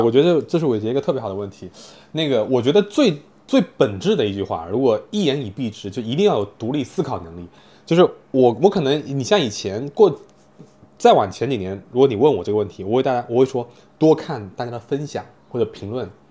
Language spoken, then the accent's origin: Chinese; Fuzhou, Fujian, China; moved away as an adult; now in Shanghai, China; 因为我从小是生活在福州嘛，对，其实我在十八岁离开福州上大学之前 我都没有出过福建省